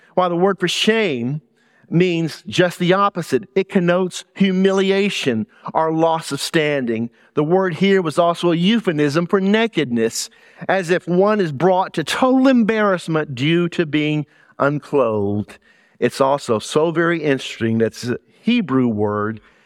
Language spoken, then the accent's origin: English; South Louisiana, United States; accent: Southern; moved away as an adult; also born or lived in Middlesex County, New Jersey / New York City; now in Burlington County, United States; I grew up in South Louisiana